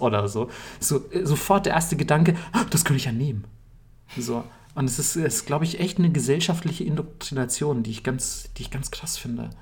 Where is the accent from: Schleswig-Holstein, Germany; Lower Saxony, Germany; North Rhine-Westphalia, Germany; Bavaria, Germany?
Bavaria, Germany; ich komme aus Bayern